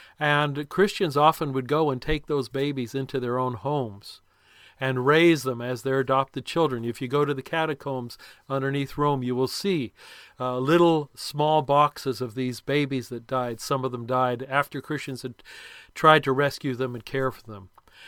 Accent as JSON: {"language": "English", "country": "Lebanon", "tie": "born or raised there", "said": "because of my background of growing up in Lebanon"}